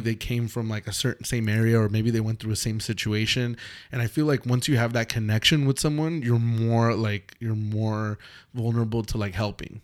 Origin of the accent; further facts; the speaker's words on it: Los Angeles, California, United States; also born or lived in Mexico; we're from Los Angeles